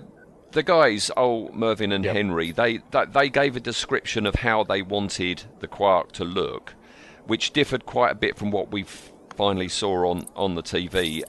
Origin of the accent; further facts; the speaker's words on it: Ryarsh, South East England, United Kingdom; It's Ryarsh. That's the village I was born in Kent